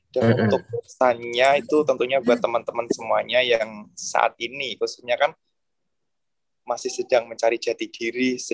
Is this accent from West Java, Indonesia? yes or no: no; Ngawi, East Java, Indonesia; Oke, kalau untuk daerah saya ya khususnya Ngawi sedikit uh, promosi untuk pariwisata di Ngawi.